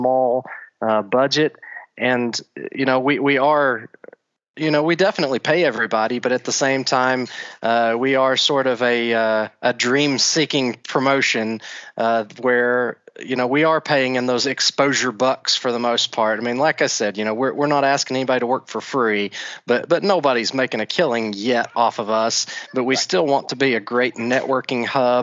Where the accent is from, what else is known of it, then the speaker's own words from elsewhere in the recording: Tullahoma, Tennessee, United States; I am actually from Tullahoma, Tennessee